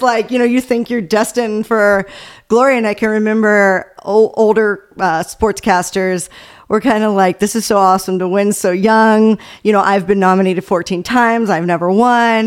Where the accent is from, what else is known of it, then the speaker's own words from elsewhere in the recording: Baltimore, Maryland, United States; I'm from the Baltimore area